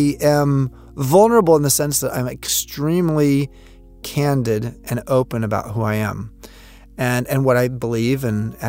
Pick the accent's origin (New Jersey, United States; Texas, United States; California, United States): California, United States; Long Beach; I grew up in Southern California in a place called Long Beach.